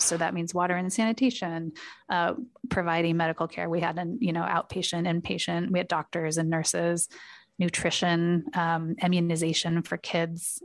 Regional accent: Portland, Oregon, United States; I grew up in Portland, Oregon

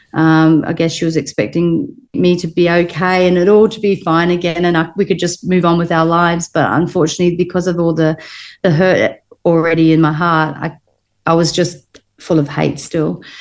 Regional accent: New Zealand; also born or lived in Liverpool, England; I was born in Liverpool, England, mm-hmm. and I moved to New Zealand when I was two

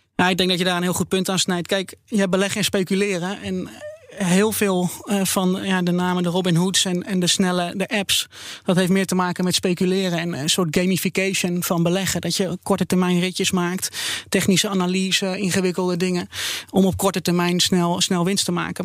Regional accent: Netherlands; als Nederlander

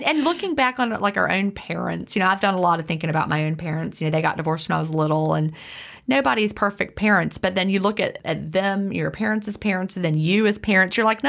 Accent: Lynchburg, Virginia, United States; I grew up out outside of Lynchburg, Virginia in the mountains, and we would go on like field trips to Williamsburg.

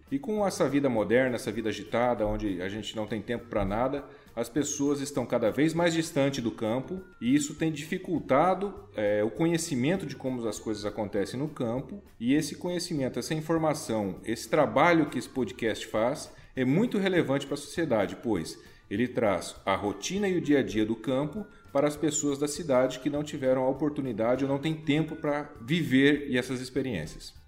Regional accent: Mato Grosso do Sul, Brazil; moved away as an adult; also born or lived in Paraná / São Paulo; now in Mato Grosso, Brazil; Eu nasci no Paraná, sou paranaense de nascimento, mas sou sul-mato-grossense de criação

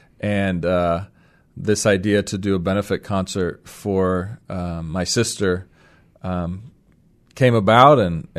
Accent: Seattle, Washington, United States; Yeah, well, I grew up in the Seattle area and went to University of Washington. And left for 7 years before coming back to start Sideris Church 7 years ago, actually.

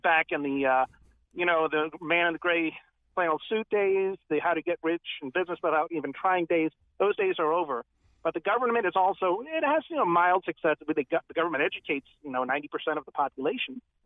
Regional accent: Greenwich, Connecticut, United States; I grew up in Greenwich

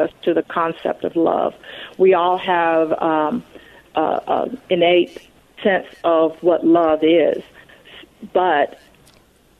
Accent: Atlanta, Georgia, United States; a proud Atlantan, native Atlantan

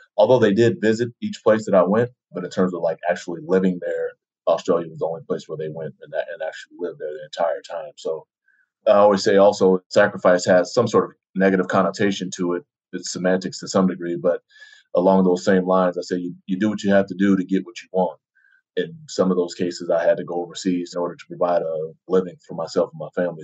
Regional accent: Denver, Colorado, United States; moved away as an adult; also born or lived in New Jersey / Utah; I was born in New Jersey, inside, you know, basically in the city, and then moved to Denver, another big city, and spent some time there growing up through high school

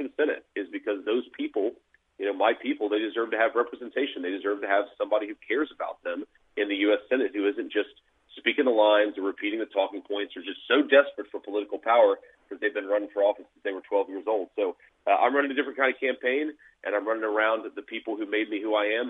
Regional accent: Middletown, Ohio, United States; as I was growing up in Middletown, Ohio

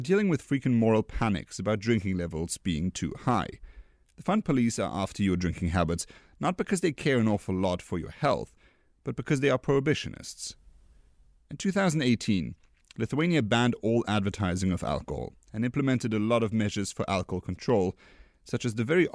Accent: Luxembourg; Luxembourg, my home country

